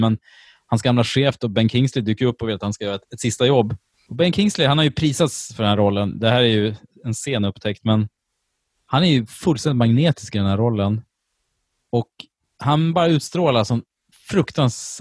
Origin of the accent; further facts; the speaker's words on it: Sweden; jag är ju från Sverige